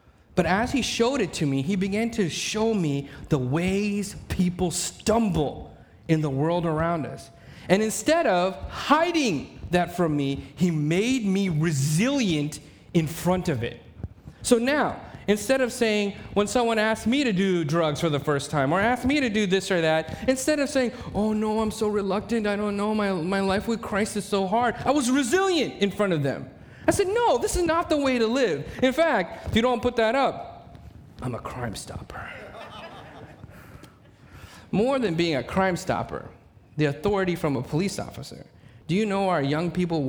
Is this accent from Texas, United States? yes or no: yes; Mesquite, Texas, United States; I was raised in Mesquite, Texas